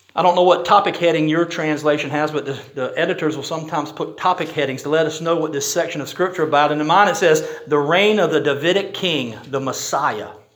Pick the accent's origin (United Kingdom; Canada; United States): United States; I'm proud to have been born in this country. I'm so glad I'm an American.